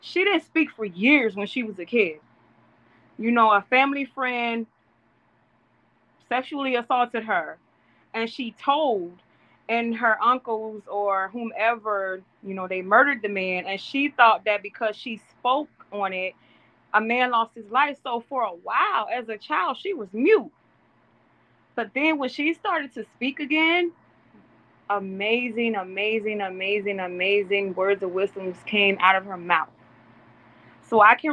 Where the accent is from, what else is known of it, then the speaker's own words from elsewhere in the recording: Mississippi, United States; now in York, United States; In the South, I'm from Mississippi, born and raised.